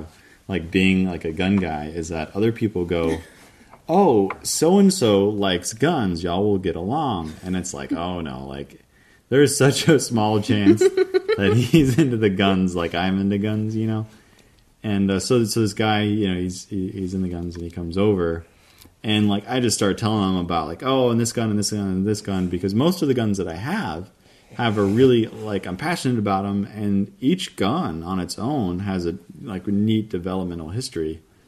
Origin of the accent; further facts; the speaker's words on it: the South, United States; I'm from the South, y'all.